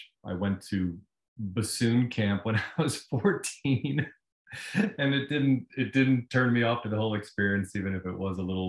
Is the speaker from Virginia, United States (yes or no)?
yes; Virginia, United States; moved away as an adult; Oh, well, I left Virginia when I was 18.